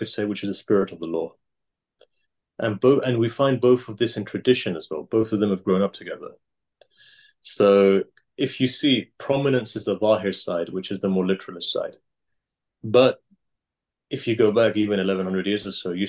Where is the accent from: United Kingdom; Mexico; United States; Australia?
United Kingdom; England; where I was born and brought up in England, our community, they came over in the 60s or 70s mostly